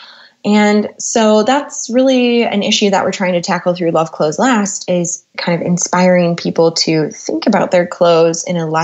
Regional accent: Minneapolis, Minnesota, United States; moved away as an adult; now in London, United Kingdom; I grew up in Minneapolis, Minnesota

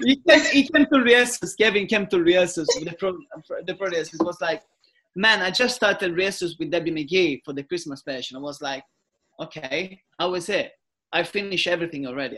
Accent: Italy; English is a second language; moved away as an adult

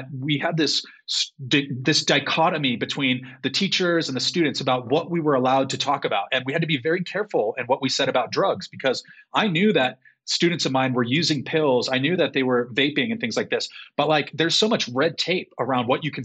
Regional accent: Chula Vista, California, United States; as a native Californian

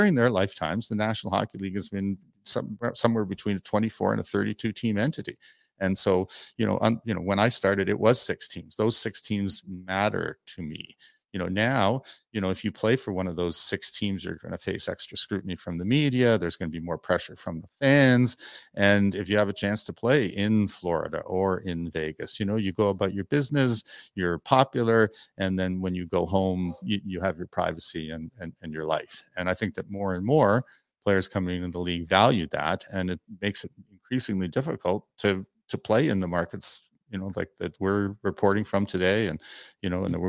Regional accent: Toronto, Ontario, Canada; I grew up in I grew up in Toronto, you know, and when, you know, back before merchandising was as popular as it is, you had to go down to Doug Laurie's Sporting Goods in the Gardens.

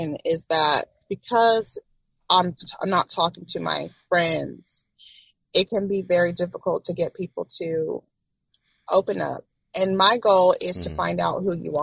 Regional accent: Tomball, Texas, United States; I came from Tomball, and it was what grew me.

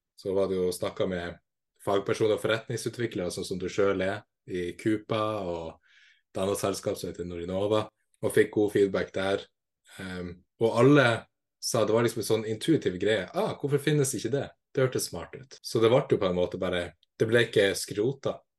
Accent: Kabelvåg, Nordland, Norway; now in Tromsø, Norway; Jeg er fra Lofoten, nærmere bestemt Kavlog, og nå bor jeg i Tromsø

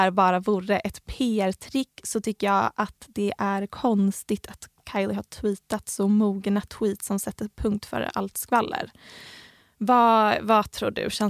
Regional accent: Helsingborg, Skåne, Sweden; Vi, vi kommer båda från Helsingborg.

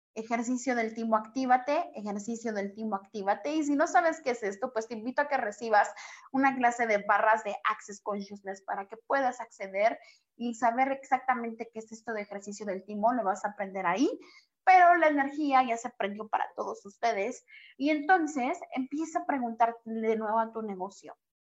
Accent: Guatemala; now in Mexico; yo soy de Guatemala y radico en México

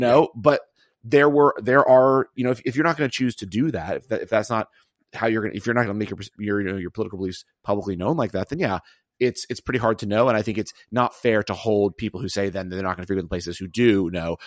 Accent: Auburn, Alabama, United States; I grew up in Auburn, Alabama

